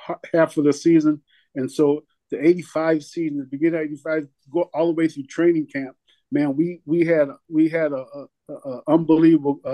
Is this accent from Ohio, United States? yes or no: no; Penn Yan, New York, United States; moved away; my hometown in Pinyan, which is like a 6-hour drive. From New England, from Boston